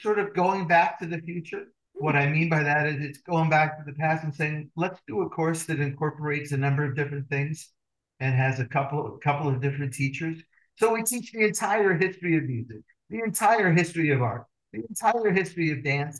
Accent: Seattle, Washington, United States; now in Arizona, United States; I grew up in Seattle

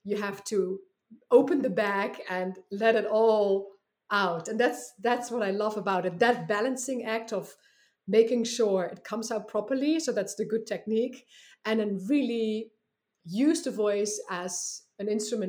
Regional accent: Netherlands; English is a second language; moved away as an adult; Yeah, so I came here from the Netherlands about 12 years ago, and I was going to just be here for 1 year.

